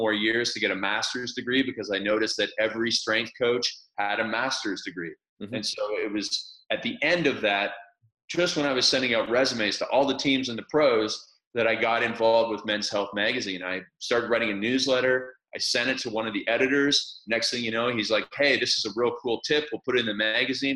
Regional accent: small town outside of Toronto, Ontario, Canada; So I was born in a small town outside of Toronto, Canada. And where I lived, it was ice hockey madness

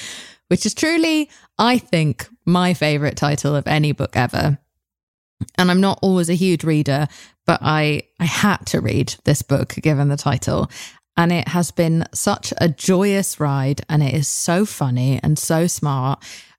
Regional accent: United Kingdom; That's not my vibe. I'm British, so it's not my vibe.

